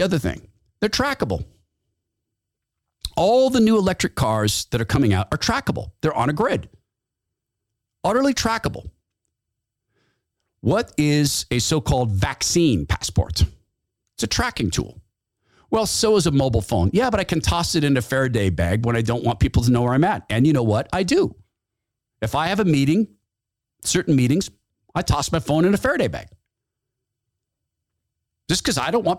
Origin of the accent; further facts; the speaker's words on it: Washington, United States; moved away; My home state of Washington, the former state of Washington. That's Washington State. Man, I was born in Washington State.